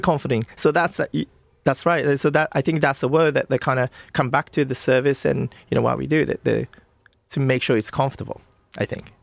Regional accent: Nagano, Japan; moved away; I'm from Nagano

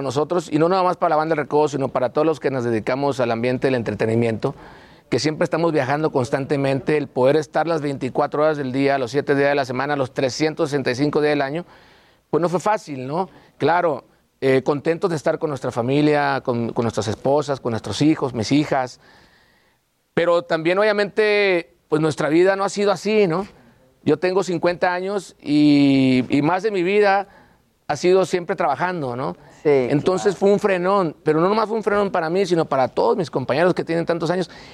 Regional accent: Sinaloa, Mexico; traemos gente de Sinaloa, obviamente, de donde somos nosotros

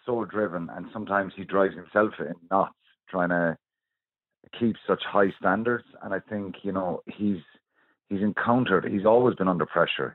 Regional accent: Ireland; We're brilliant as, as Irish people.

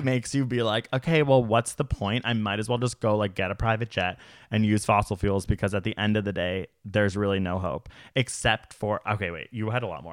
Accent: Canada; as a Canadian

